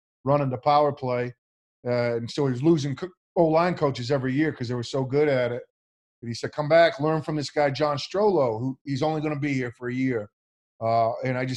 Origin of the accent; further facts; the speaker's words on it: Maine, United States; moved away as an adult; I played quarterback at the University of Maine, home state. That's my home state university